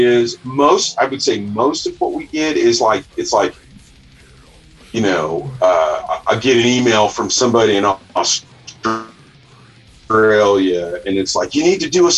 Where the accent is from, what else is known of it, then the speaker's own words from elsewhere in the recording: about an hour outside Kansas City, Missouri, United States; I grew up in the sticks